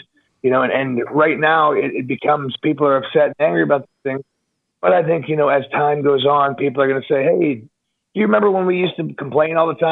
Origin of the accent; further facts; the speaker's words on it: United States; I'm a 6'4" American pro wrestler